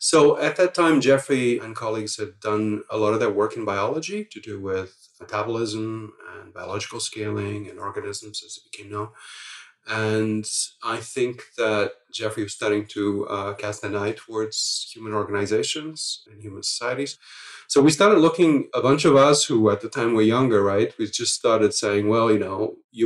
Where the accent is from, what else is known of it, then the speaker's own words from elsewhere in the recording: Lisbon, Portugal; moved away; I grew up in Lisbon in Portugal at a time where the whole society was turning over